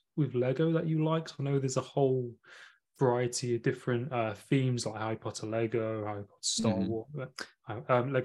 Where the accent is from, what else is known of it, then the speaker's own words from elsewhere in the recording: Nottingham, East Midlands, United Kingdom; I'm from Nottingham originally. Oh. So I'm from that city in the UK